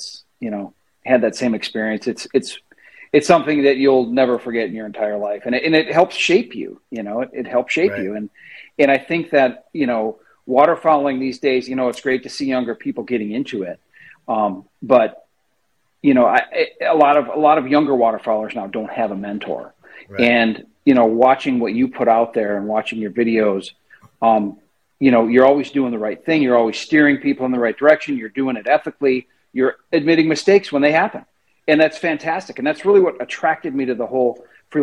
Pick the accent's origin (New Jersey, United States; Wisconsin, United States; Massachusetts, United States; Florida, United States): Wisconsin, United States; central; also born or lived in northern Illinois; now in Illinois, United States; I grew up in Wisconsin. I grew up in central Wisconsin